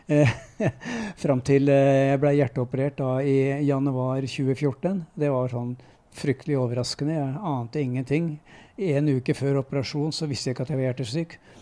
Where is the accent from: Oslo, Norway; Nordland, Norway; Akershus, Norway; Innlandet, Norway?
Akershus, Norway; Lørenskog; moved away as an adult; also born or lived in Nittedal / Enebakk / Eidsvoll; now in Nes, Norway; Så kom jeg til Fjellhamar, så jeg regner meg som lørenskauing. Eller right. Fjellhamar-gutt, da. Eh, for det er der jeg vokste opp.